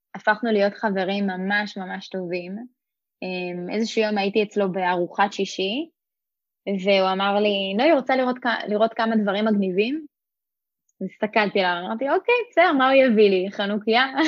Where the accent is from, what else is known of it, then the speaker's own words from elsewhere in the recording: Rosh HaAyin, Central District, Israel; אני גדלתי בראש העין